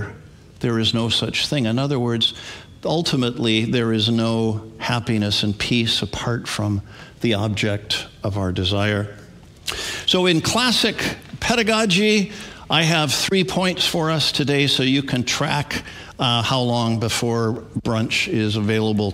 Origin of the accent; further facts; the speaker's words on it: Edmonton, Alberta, Canada; also born or lived in Wisconsin, United States; When I was 7, moved to Edmonton, Alberta, Canada